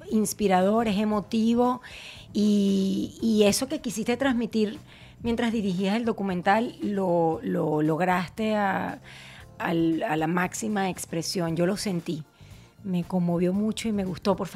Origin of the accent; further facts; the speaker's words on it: Venezuela; no solo como venezolanos, sino como latinos se van a sentir orgullosos de, lo, que, representamos y de lo que somos.